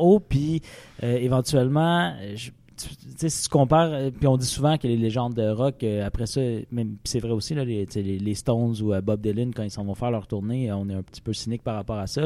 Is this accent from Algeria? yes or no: no; Rouyn-Noranda, Quebec, Canada; moved away; je suis né à Rouen-Noranda